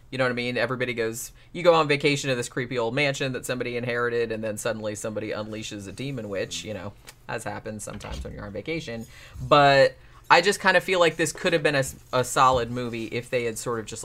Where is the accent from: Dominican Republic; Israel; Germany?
Germany; English is a second language; I'm from Germany, a country with a huge dubbing culture.